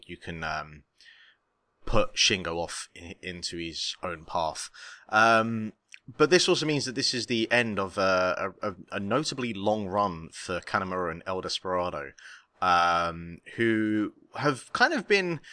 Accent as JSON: {"language": "English", "country": "United Kingdom", "said": "I am actually from the United Kingdom."}